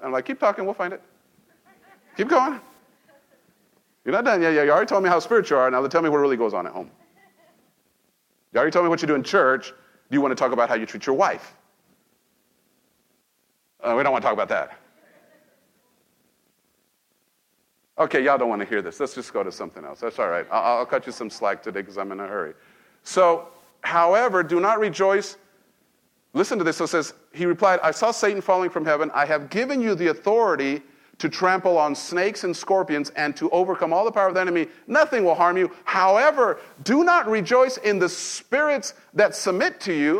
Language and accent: English; Mexico; now in United States; I was born in this nation. I grew up in Mexico